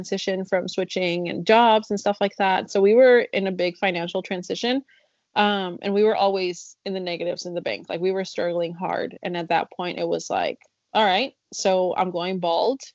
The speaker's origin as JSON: {"language": "English", "town": "Chicago", "region": "Illinois", "country": "United States", "tie": "born or raised there", "also_born_or_lived": "Mexico", "first_language": "Spanish", "second_language": "English", "moved": "yes", "lives_now": "Kentucky, United States", "said": "I grew up in Chicago"}